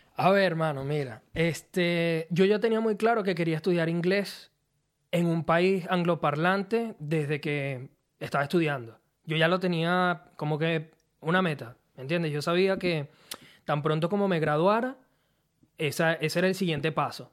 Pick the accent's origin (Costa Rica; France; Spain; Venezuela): Venezuela; Turmero, Aragua; moved away as an adult; also born or lived in La Victoria, Venezuela / Mexico / Maracay, Venezuela; now in Australia; yo nací en La Victoria, mm. soy victoriano, ahí estuve mis primeros años, pero nosotros nos mudamos desde que yo era un bebé a San Joaquín de Turmero y ahí fue donde viví la mayor parte de mi vida